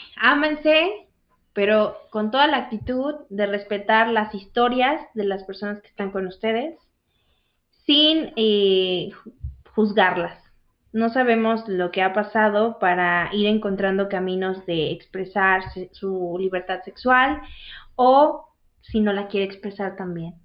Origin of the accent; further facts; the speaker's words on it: Veracruz, Mexico; soy de Veracruz